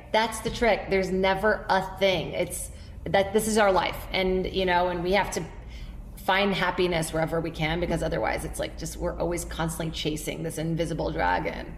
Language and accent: English; Brazil; now in United States; Born and raised in Brazil